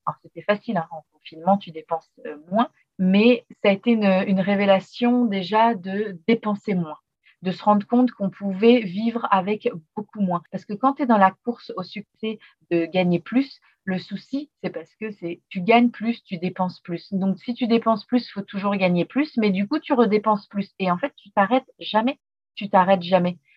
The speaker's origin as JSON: {"language": "French", "country": "France", "also_born_or_lived": "Australia", "moved": "as an adult", "said": "En tant que Français"}